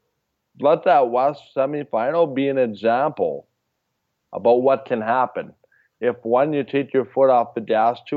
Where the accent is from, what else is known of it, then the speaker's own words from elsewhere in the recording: Canada; It makes me so proud to be a Canadian